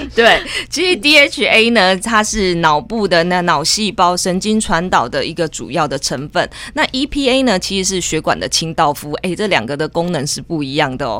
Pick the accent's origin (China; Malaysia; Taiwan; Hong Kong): Taiwan; southern Taiwan; 我们身在南部真的是太幸福了